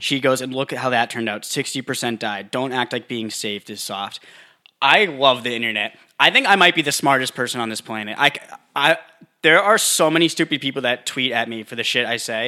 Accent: United States; I'm American

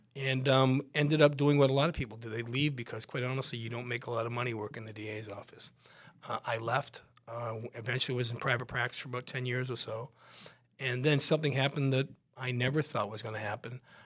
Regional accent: West Bridgewater, Massachusetts, United States; I grew up, I grew up in West Bridgewater, a little town right next to Brockton

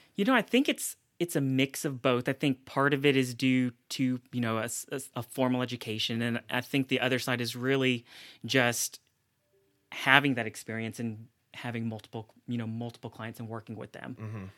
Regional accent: Middle Tennessee and Mississippi, the South, United States; also born or lived in South Korea; I grew up primarily between, uh, Middle Tennessee and Mississippi

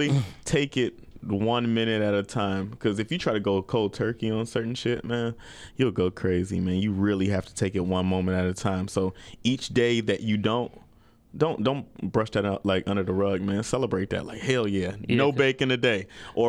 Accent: Maple Heights, Ohio, United States; moved away as an adult; now in Phoenix, United States; I'm just the a regular neighborhood guy. I'm from Maple Heights, Ohio.

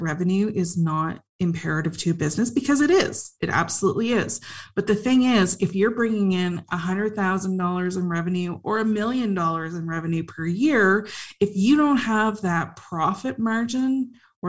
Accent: Canada; so I'm Canadian, so I went to school at Carleton University and Athabasca University

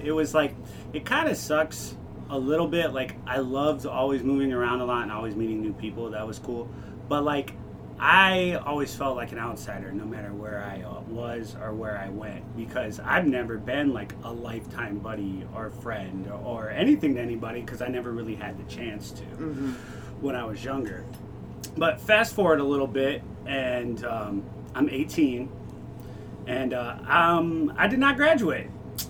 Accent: Ohio, United States; born there; I was born here in Ohio.

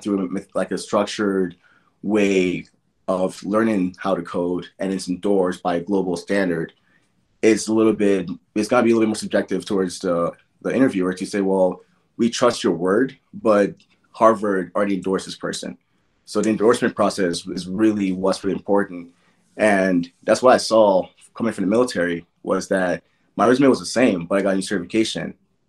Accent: Nigeria; as a kid growing up in Nigeria, I was told from birth, education is your best friend.

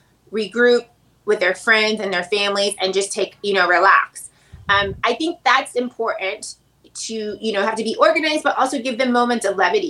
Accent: Chattanooga, Tennessee, United States; moved away; I'm from Tennessee

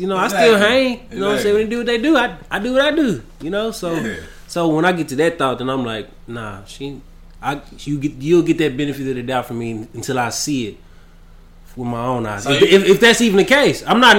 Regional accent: Texas, United States; I'm from Texas. Howdy.

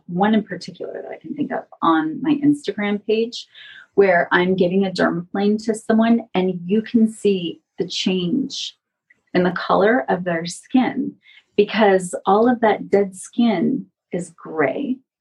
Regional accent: San Francisco Bay Area, California, United States; also born or lived in Los Angeles / Portland; now in Las Vegas, United States; I grew up in the San Francisco Bay Area, but I lived in Los Angeles for 13 years

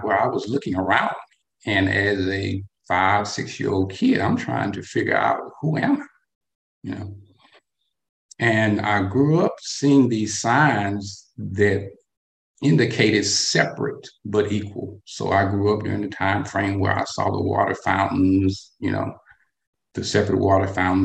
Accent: North Alabama, United States; I am what they would call a Southern boy. Okay. I was born and raised in North Alabama during the 1960s

